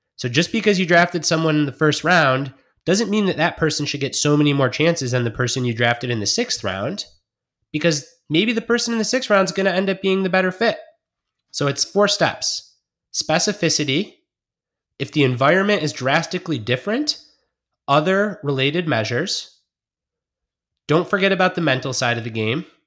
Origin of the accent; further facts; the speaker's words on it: Detroit, Michigan, United States; I grew up in Detroit watching football